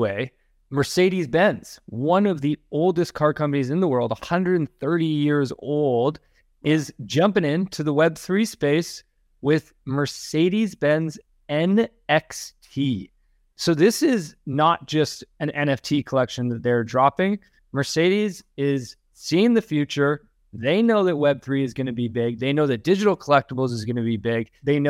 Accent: Canada; accent: Canadian; Apologize if I just brutally butchered that name with my super Canadian accent and inability to understand a Dutch name.

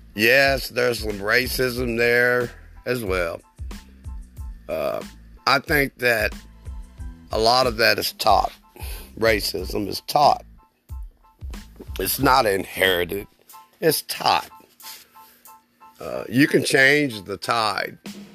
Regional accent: Germany; As a child, I grew up in West Germany during the 60s, the latter part of the 60s.

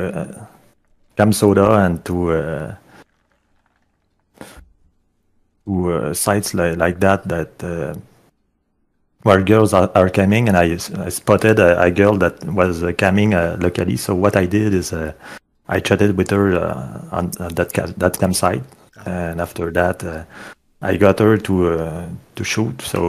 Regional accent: Quebec, Canada; I'm Canadian, so in my area the site is called Kijiji

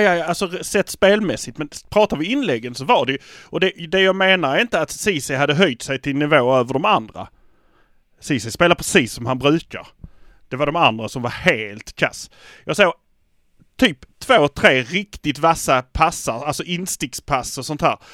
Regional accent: Malmö, Skåne, Sweden; vi är från Malmö

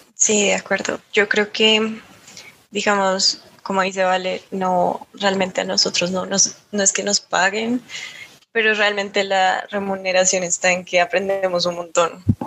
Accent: Bogotá, Colombia; siendo rola, formándome en Bogotá como, em, pues sí, como tan capitalina

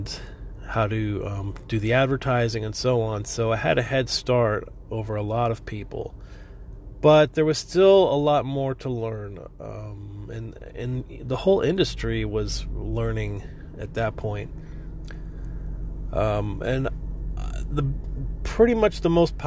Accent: Florida, United States; moved away as an adult; also born or lived in New York / California; now in Texas, United States; I'm originally from Florida, and I lived in Florida for pretty much until 2000

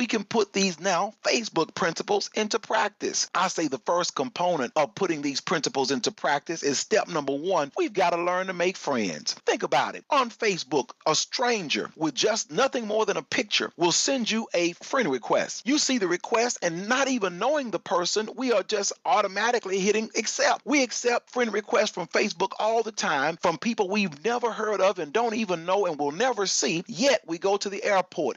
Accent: Texas, United States; I'm a Texan

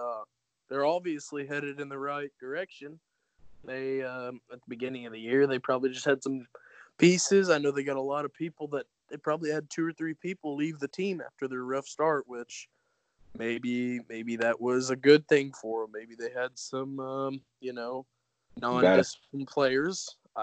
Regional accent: Indiana, United States; I'm actually from Indiana.

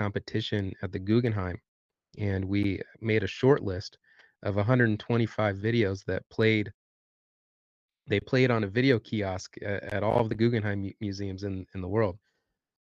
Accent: Southwest Michigan, United States; moved away as an adult; now in Bloomington, United States; I grew up in Southwest Michigan.

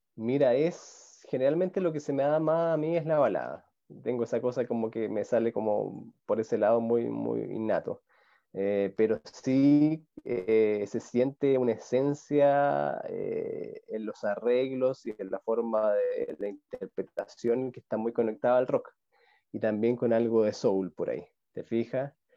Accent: Talca, Maule, Chile; now in Santiago, Chile; la, ciudad que yo soy de Talca, que queda como tres horas al sur de Santiago

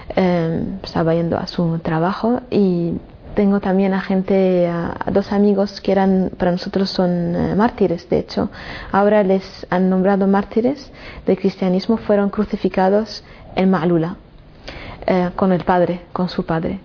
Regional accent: Damascus, Damascus Governorate, Syria; moved away as an adult; yo cuando salí de Siria, de Damasco, era para hacer estudios y volver a trabajar y vivir en mi, en mi ciudad.

